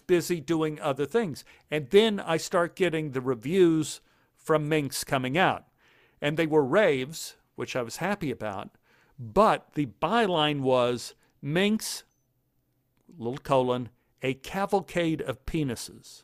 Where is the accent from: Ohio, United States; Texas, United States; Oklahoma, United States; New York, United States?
Texas, United States; Dallas; I grew up in Oak Cliff